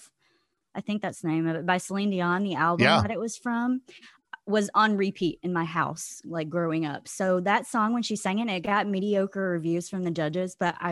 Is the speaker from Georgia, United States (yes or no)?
yes; Georgia, United States; now in Holland, Michigan, United States; I am from Holland, Michigan, originally from Georgia, but moved up north like 15 years ago